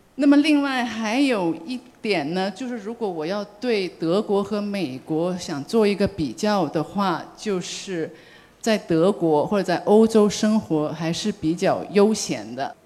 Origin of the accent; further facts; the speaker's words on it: Guangzhou, Guangdong, China; moved away as an adult; now in Germany; 因为我作为是广州人，所以呢，我的亲人很多都是在美国东部，或者是在美国西部